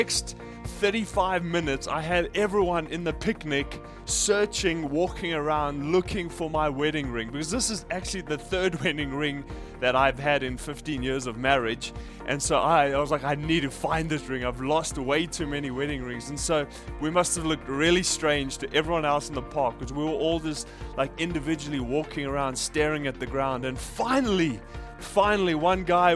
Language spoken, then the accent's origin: English; South Africa; now in Japan; I grew up in South Africa